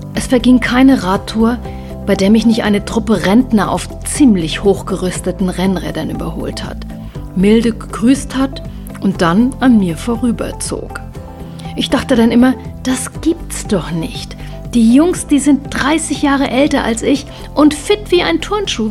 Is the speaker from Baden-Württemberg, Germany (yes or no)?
no; Rhine-Main area, Hesse, Germany; now in Upper Franconia, Germany; Als gebürtige Hessin aus dem Rhein-Main-Gebiet